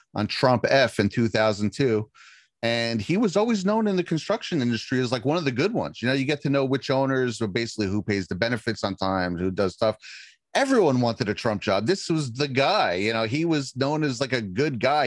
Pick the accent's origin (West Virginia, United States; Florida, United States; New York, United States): New York, United States; right outside Manhattan; I grew up right outside Manhattan.